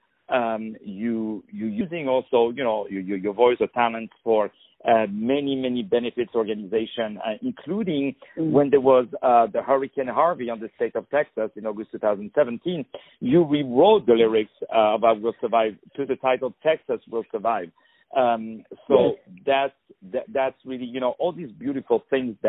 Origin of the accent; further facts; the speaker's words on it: Paris, Île-de-France, France; English is a second language; as you can hear with my terrible accent, I was born in Paris, in France